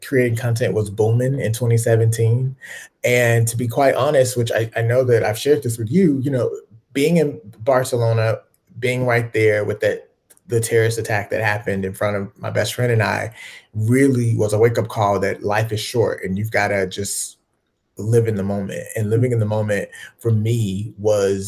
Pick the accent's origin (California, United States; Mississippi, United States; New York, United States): Mississippi, United States; also born or lived in Chicago, Illinois; I grew up in Mississippi, but, you know, I'm originally from Chicago